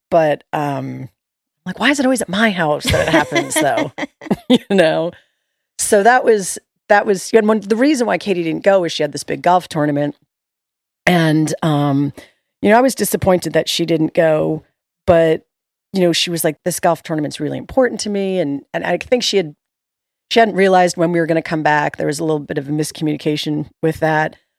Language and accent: English; New York, United States; moved away; I'm from New York